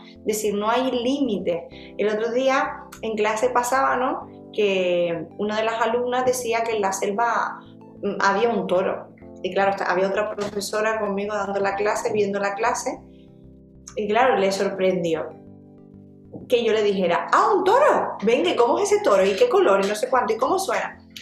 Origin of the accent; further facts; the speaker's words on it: Gran Canaria, Canary Islands, Spain; un sarantontón que le decimos en Canarias, yo soy de Gran Canaria